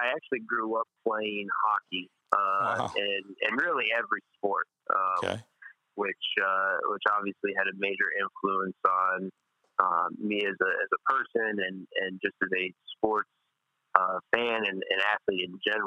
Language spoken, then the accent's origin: English; Tucson, Arizona, United States; moved away as an adult; growing up in Tucson with the University of Arizona being there